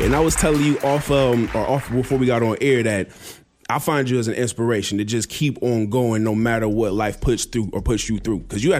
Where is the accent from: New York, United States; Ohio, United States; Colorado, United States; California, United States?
Ohio, United States; moved away; I came from Ohio